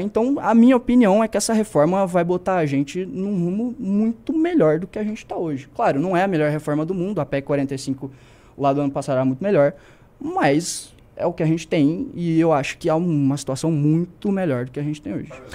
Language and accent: Portuguese; Santa Catarina, Brazil; sou lá de Santa Catarina